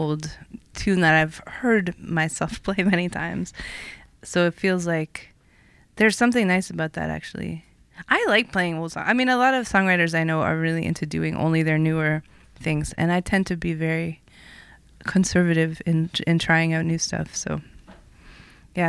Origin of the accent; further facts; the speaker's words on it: Toronto, Ontario, Canada; moved away as an adult; also born or lived in Montreal; I am from originally North York, which is a suburb of Toronto